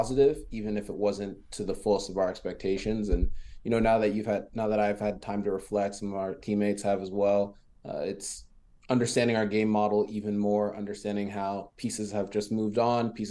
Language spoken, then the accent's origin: English; the DMV, Maryland, United States; first language French; English is a second language; also born or lived in France; growing up in the DMV is unique